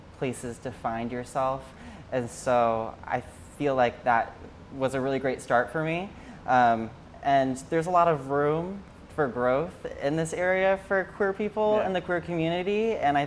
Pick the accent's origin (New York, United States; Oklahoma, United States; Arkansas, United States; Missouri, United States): Arkansas, United States; Springdale; moved away as an adult; now in Hoboken, United States; I'm originally from Springdale, Arkansas. I was born and raised there.